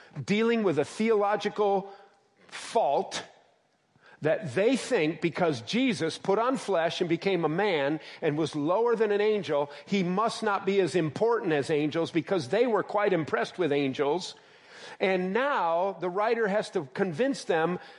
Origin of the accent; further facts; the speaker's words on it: United States; now in Shenandoah Junction, United States; We are American Gentiles by and large.